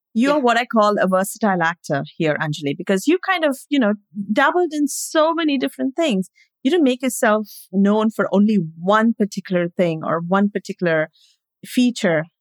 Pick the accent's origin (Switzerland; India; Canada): India; moved away; I grew up in India